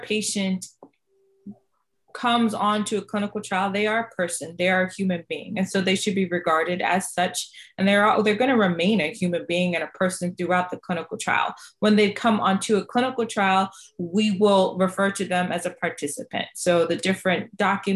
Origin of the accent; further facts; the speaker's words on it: Boston, Massachusetts, United States; also born or lived in Jamaica; I am an immigrant from Jamaica. My family moved to Boston, Massachusetts.